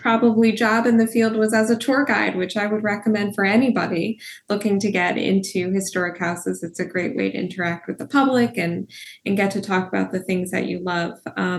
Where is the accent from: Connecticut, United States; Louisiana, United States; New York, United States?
Connecticut, United States; I am from Connecticut, still live in Connecticut and commute to Newport, Rhode Island for my job here at the Newport Restoration Foundation.